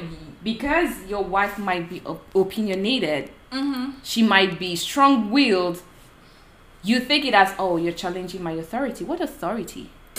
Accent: Nigeria; men sometimes abuse the woman physically, but because we're from Nigeria

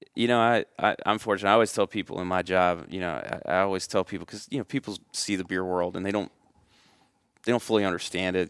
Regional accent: Middle Tennessee, United States; growing up in Middle Tennessee, you're, you're easily exposed to country

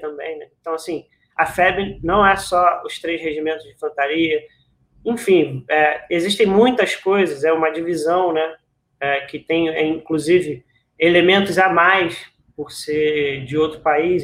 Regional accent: São Gonçalo, Rio de Janeiro, Brazil; aqui em São Gonçalo, que é a, a cidade onde eu nasci

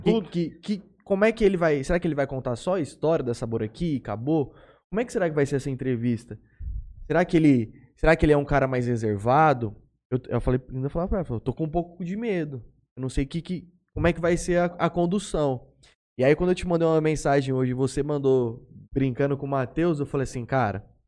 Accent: Jales, São Paulo, Brazil; Nós que somos daqui de Jales

